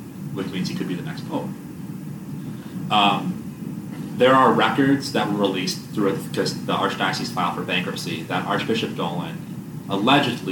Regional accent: Milwaukee, Wisconsin, United States; I'm from Milwaukee

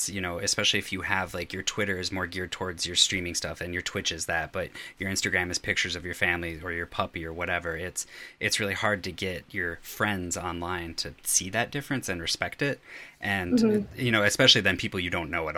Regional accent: Wisconsin, United States; I'm like 4 hours north of Chicago up in Wisconsin

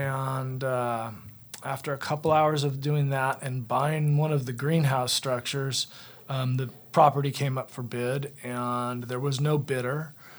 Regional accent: California, United States; moved away; also born or lived in Virginia; I am originally from California. I ended up here by way of Virginia.

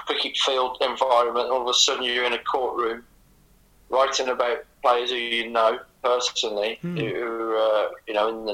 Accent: Birmingham area, West Midlands, United Kingdom; we're both from the Birmingham area

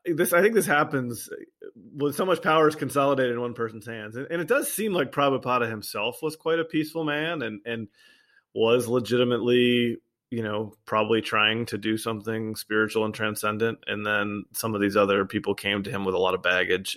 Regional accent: United States; as an American

